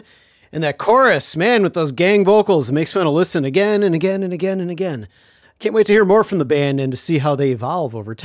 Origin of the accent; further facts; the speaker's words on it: Chicago, Illinois, United States; my hometown, Chicago